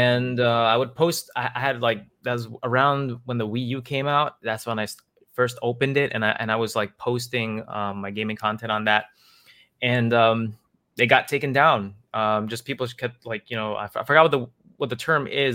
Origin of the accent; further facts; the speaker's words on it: New York City, New York, United States; I grew up in Queens and Queens, New York